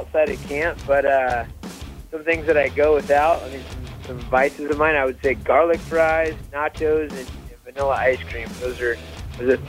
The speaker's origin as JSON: {"language": "English", "region": "California", "country": "United States", "tie": "born or raised there", "also_born_or_lived": "Santa Barbara / Sacramento", "said": "born and raised in California, Santa Barbara, Sacramento, all over the northern coast"}